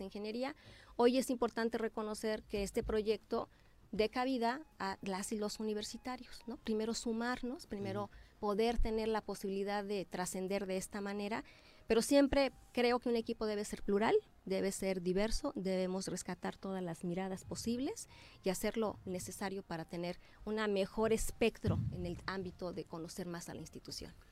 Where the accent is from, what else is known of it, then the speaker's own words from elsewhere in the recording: Morelos, Mexico; Yo me he formado ahí, soy una morelense y una venada que se ha formado ahí